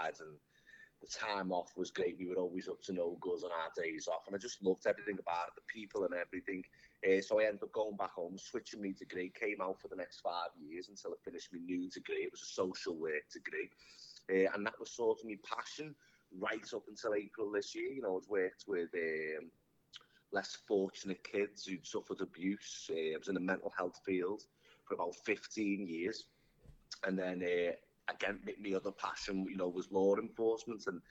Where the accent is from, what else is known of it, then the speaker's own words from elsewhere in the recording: Liverpool, North West England, United Kingdom; moved away as an adult; now in United States; I'm from Liverpool, England, born and bred.